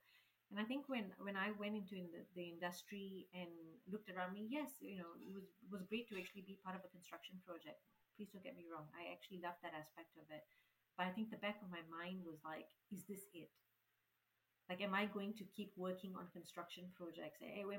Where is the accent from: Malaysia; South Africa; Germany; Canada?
Malaysia; When we moved here from Malaysia, my parents had it really, really tough.